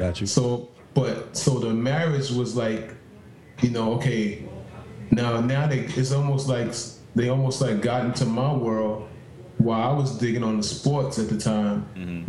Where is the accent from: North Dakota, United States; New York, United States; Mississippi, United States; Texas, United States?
New York, United States; New York City; I was in the Bronx because I'm from New York.